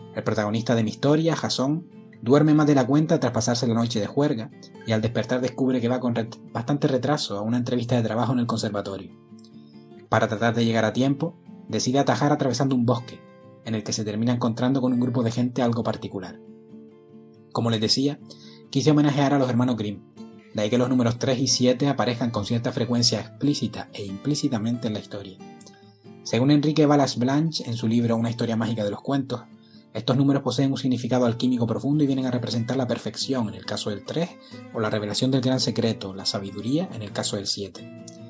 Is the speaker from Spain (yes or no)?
yes; Gran Canaria, Canary Islands, Spain; Imagino que mi acento delata de dónde soy. Nací en Gran Canaria en la última década del siglo pasado